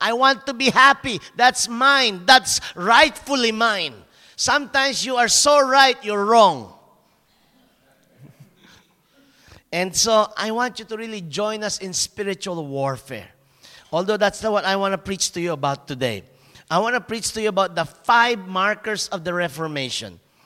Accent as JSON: {"language": "English", "country": "Philippines", "moved": "as an adult", "lives_now": "Germany", "said": "I'm very small as a Filipino"}